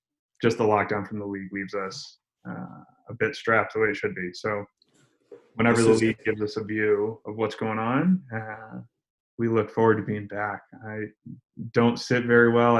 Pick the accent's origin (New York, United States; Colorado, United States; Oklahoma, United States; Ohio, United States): New York, United States; Syracuse; also born or lived in North Carolina; now in Denver, United States; I'm originally from Syracuse, New York